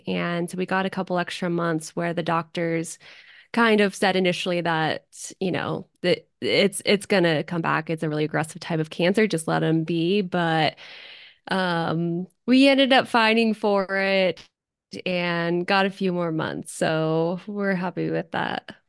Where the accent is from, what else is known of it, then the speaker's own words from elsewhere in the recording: Zephyr Cove, Nevada, United States; now in Reno, United States; right now, I live in Reno, but I was born and raised in Tahoe in Zephyr Cove